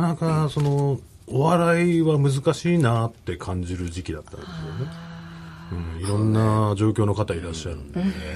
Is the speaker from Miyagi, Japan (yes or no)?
yes; Miyagi, Japan; 僕らの地元の宮城のこ石巻